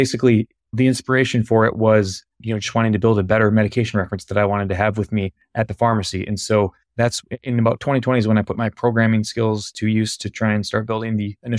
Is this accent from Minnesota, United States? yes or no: yes; Minnesota, United States; I'm based out of Minneapolis, Minnesota. Yeah, I'll just take some real quick background. So I'm born and raised in Minnesota